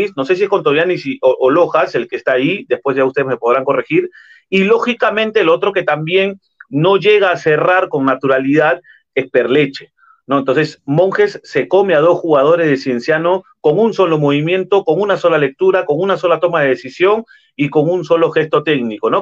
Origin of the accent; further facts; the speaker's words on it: Lima, Peru; yo soy natural de Lima